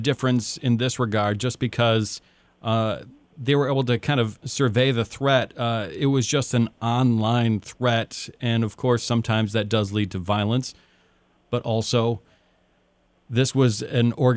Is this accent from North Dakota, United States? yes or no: no; Upper Peninsula, Michigan, United States; I'm from the Upper Peninsula